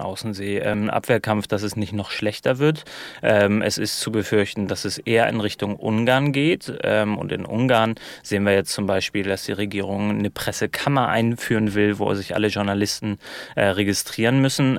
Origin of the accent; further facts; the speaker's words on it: Germany; als Piefke aus dem Ausland